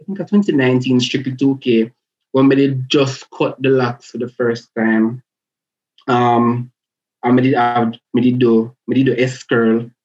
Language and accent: English; Portmore, Saint Catherine, Jamaica; moved away; I grew up in Portmore, went to school in Portmore